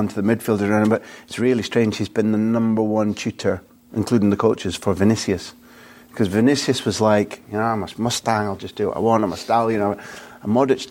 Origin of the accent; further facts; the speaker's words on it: Scotland, United Kingdom; I'm a Scot